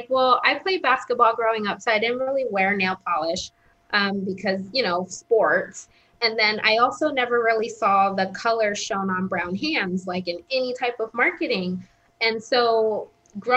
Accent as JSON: {"language": "English", "region": "Southern California", "country": "United States", "tie": "born or raised there", "also_born_or_lived": "Connecticut", "moved": "as an adult", "said": "I grew up in Southern California"}